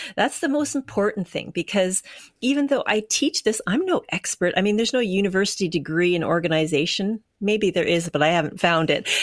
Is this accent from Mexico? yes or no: no; Winnipeg, Manitoba, Canada; moved away as an adult; now in British Columbia, Canada; I'm from Winnipeg, and I lived there for forty years before I moved to B C